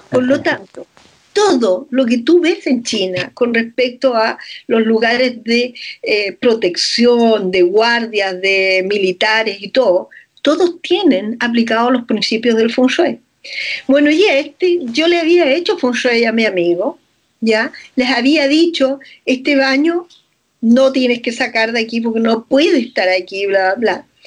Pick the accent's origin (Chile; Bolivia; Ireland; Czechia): Chile; como una chilena te puede decir las cosas que un maestro de Feng Shui ha estado estudiando por años.